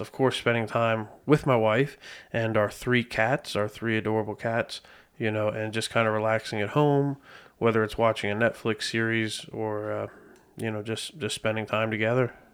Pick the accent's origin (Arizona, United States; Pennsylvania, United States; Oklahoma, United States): Pennsylvania, United States; Lebanon; born and raised in Lebanon, P